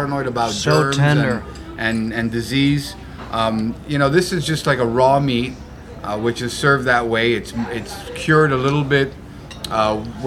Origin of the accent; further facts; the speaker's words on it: Italy; we are Italian